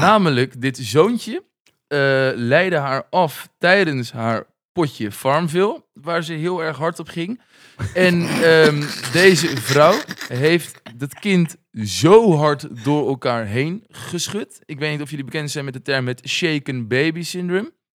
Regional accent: Noordwijk, South Holland, Netherlands; also born or lived in Leiden; ik dan uit Noordwijk. Eh, een jongen uit de Bollestreek.

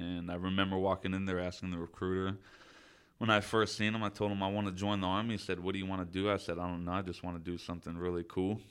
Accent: Citrus Heights, California, United States; I grew up mainly Citrus Heights, Fairhopes, Orangeville area

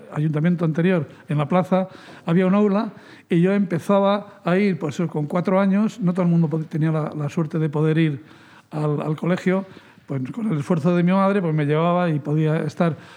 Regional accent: Fuentidueña de Tajo, Community of Madrid, Spain; Yo nací a 100 metros de la plaza, mm, de la plaza Mayor, de la plaza del pueblo, en el número 2 de la bajada al río

